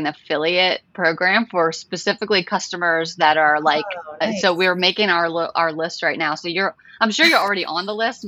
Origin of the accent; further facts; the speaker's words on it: New Orleans, Louisiana, United States; I'm from New Orleans, Louisiana